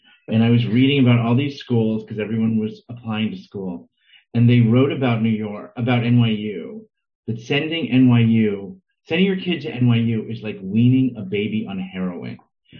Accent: Maplewood, New Jersey, United States; also born or lived in St. Louis, Missouri / Manhattan, New York; I grew up in Maplewood, New Jersey, not too far outside of the city.

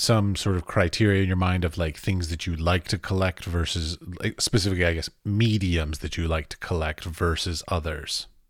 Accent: United States; I come from America

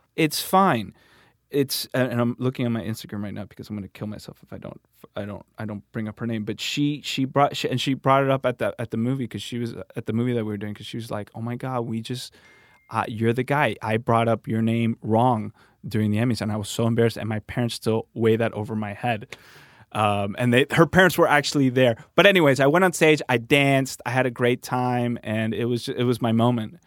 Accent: Miami, Florida, United States; now in Santa Monica, United States; I was born in Miami

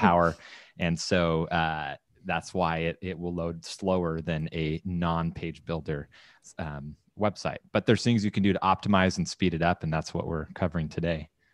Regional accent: Southern California, United States; moved away as an adult; also born or lived in Texas / San Clemente, California; growing up in Southern California, like, great weather, took it for granted, then moved

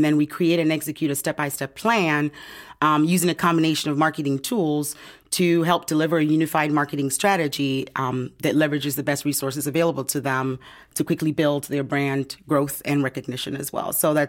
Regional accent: Ghana; now in Chicago, United States; I moved to the United States from Ghana in 1999, and then I made Chicago home in 2003, where I started my TV career.

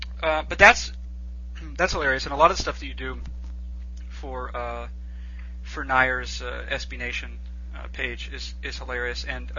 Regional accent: New England, United States; I'm from New England, right?

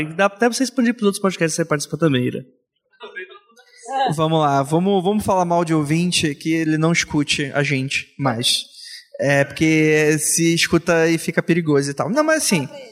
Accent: Rio de Janeiro, Brazil; Eu, eu venho do Rio de Janeiro

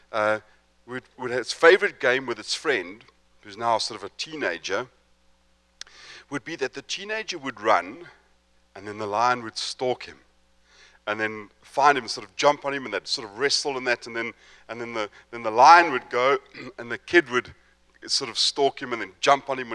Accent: Johannesburg, Gauteng, South Africa; also born or lived in East London, South Africa; I'm from Johannesburg, which is in the sort of central part of South Africa

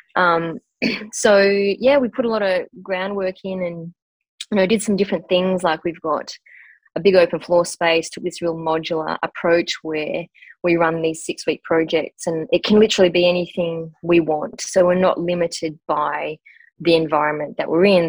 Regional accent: northwest of Western Australia, Australia; I grew up in a country town. So I was born in a pretty remote uh, mining community in the northwest of Western Australia.

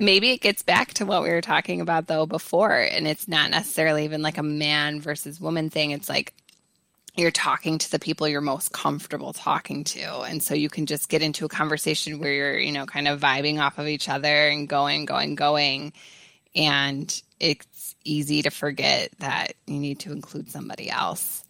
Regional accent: Chicago, Illinois, United States; accent: strong Chicago; moved away as an adult; also born or lived in Charlottesville; my strong Chicago accent

